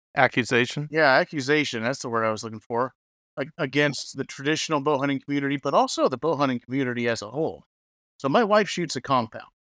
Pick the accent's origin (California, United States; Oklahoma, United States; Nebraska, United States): Oklahoma, United States; now in Kansas, United States; I live in Kansas. I grew up in Oklahoma.